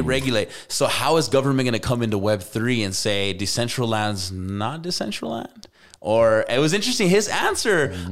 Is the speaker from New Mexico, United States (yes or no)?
yes; Albuquerque, New Mexico, United States; moved away; go back to my hometown